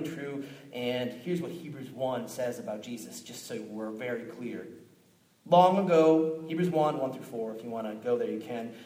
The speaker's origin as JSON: {"language": "English", "town": "Minneapolis", "region": "Minnesota", "country": "United States", "moved": "yes", "said": "I came from Minneapolis, Minnesota originally"}